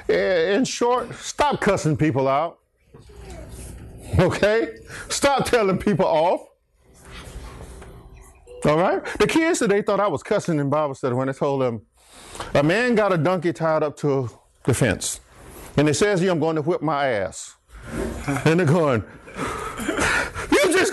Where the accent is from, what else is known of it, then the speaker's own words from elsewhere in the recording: Archer, United States; When I grew up in Archer